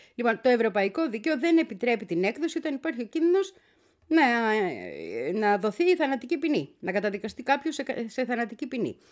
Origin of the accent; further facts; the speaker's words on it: Greece; ήμουνα και εγώ από την Ελλάδα